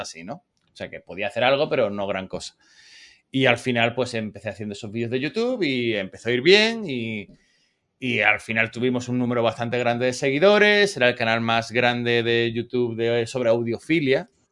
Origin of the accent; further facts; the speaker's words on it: Spain; now in United States; español plus